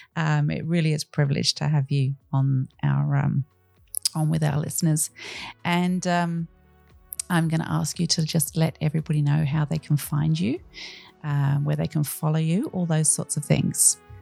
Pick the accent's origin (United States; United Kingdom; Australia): Australia